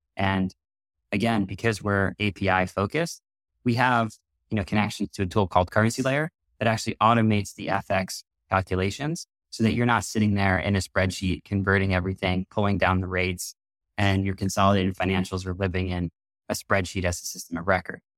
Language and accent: English; New York City, New York, United States; I grew up on the East Coast in New York City